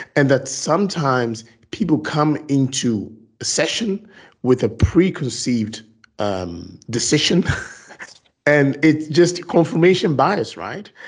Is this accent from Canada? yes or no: no; Ghana; now in Belgium; I'm actually Ghanaian born, um, living in Belgium